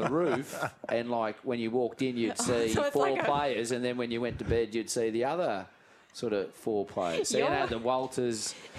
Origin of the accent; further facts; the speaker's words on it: Richmond, New South Wales, Australia; I grew up in Richmond